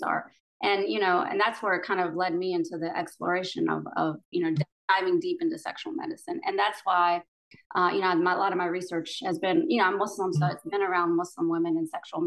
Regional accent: United States; I was born here in the States, but my parents are immigrants from Pakistan.

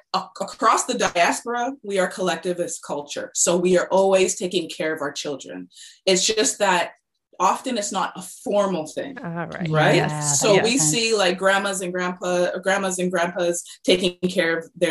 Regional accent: British Columbia, Canada; I was born and raised in British Columbia, Canada

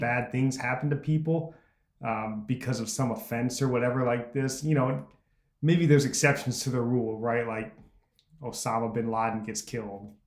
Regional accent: United States; as an American.

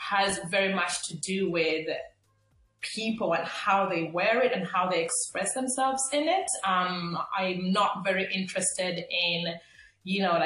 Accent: Limerick, Munster, Ireland; I'm from Limerick, Ireland

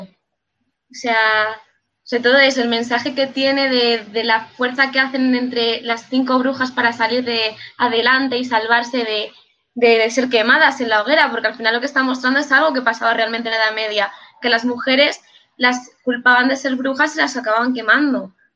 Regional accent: Basque Country, Spain; es por mi tierra

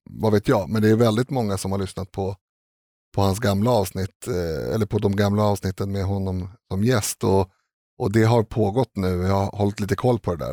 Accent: Stockholm, Stockholm County, Sweden; jag är uppväxt på Reimersholme där det är väldigt hög grad av social kontroll

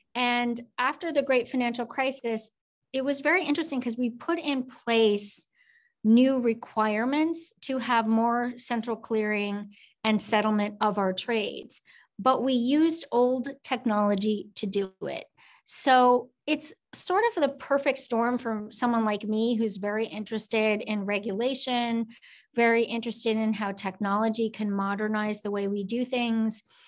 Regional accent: Oak Grove, Minnesota, United States; moved away as an adult; also born or lived in South Korea; grew up in Minnesota in a very small town called Oak Grove outside of Minneapolis

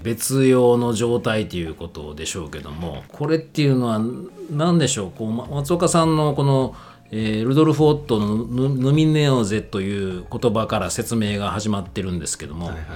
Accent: Kyoto, Japan; moved away; 京都にあの自分の地元の京都に帰った

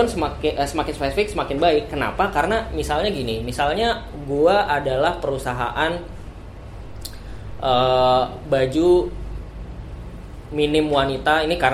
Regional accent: Bekasi, West Java, Indonesia; pilkada kemarin di Jawa Barat gue orang Bekasi.

